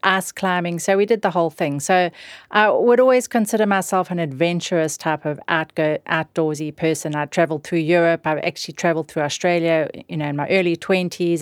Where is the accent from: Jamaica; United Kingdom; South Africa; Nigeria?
South Africa; moved away; growing up in South Africa